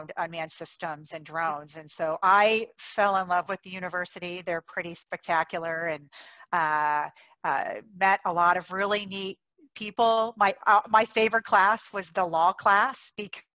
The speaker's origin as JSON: {"language": "English", "town": "Daytona Beach", "region": "Florida", "country": "United States", "tie": "born or raised there", "moved": "as an adult", "lives_now": "Arizona, United States", "said": "I grew up in Daytona"}